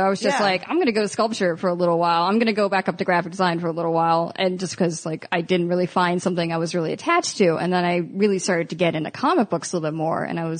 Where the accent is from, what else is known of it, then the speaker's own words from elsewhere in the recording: Baltimore, Maryland, United States; Where'd you grow up? Baltimore.